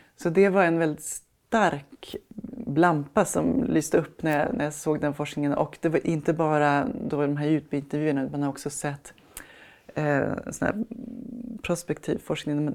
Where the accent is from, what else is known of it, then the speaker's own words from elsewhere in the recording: Sweden; vi svenskar